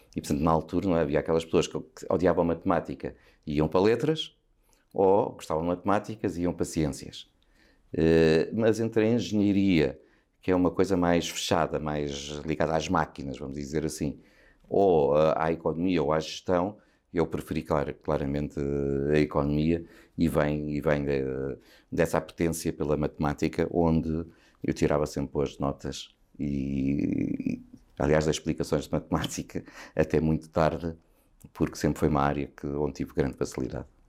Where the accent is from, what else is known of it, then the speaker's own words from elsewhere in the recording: Sobral de Monte Agraço, Lisbon, Portugal; eu cresci no Sobral